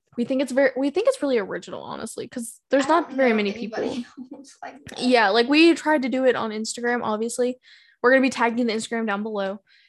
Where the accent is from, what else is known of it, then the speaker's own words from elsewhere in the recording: the South, United States; accent: Southern; We're not, like, from California sitting here. Howdy, y'all. No, we live in the Southern.